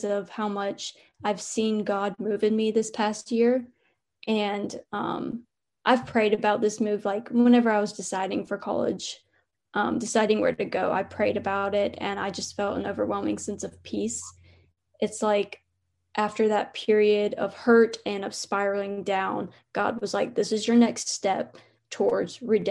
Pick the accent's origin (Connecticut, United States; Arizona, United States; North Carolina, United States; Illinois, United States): North Carolina, United States; moved away as an adult; now in Alabama, United States; I'm from North Carolina and I go to school in Alabama.